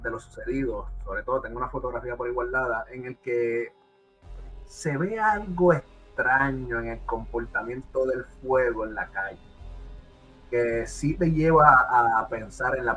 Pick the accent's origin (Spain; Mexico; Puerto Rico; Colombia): Puerto Rico; pues yo soy de, yo soy de Puerto Rico y es bien común ver transformadores explotando.